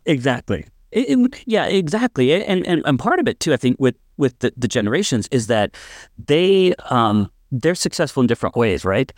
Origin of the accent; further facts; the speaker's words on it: North Dakota, United States; I'm actually from North Dakota and grew up in this area